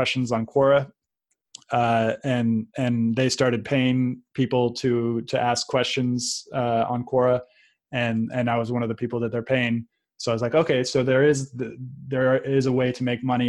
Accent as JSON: {"language": "English", "town": "San Francisco", "region": "California", "country": "United States", "tie": "born or raised there", "said": "I grew up in San Francisco"}